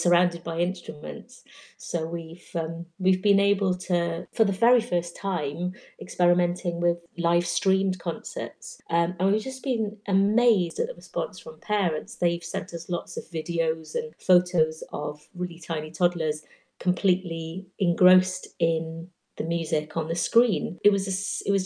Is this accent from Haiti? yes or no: no; Welsh, Wales, United Kingdom; I'm Welsh